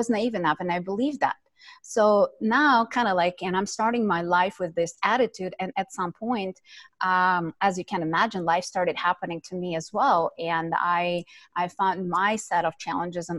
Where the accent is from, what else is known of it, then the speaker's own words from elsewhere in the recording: Ukraine; moved away; I was born and raised in Ukraine